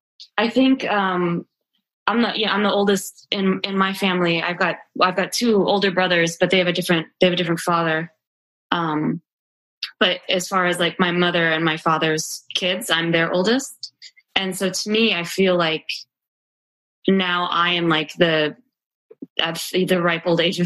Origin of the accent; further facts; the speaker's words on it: Mojave Desert, United States; moved away; I'm originally from the Mojave Desert, and I moved here a bunch of years ago